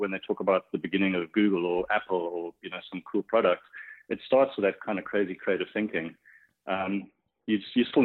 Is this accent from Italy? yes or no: no; Cape Town, Western Cape, South Africa; moved away as an adult; now in Portland, United States; I grew up in Cape Town, South Africa